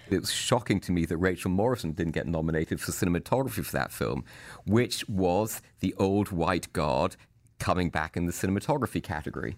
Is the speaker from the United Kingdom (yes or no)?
yes; United Kingdom; I'm a British person, and I kinda think of myself as an actor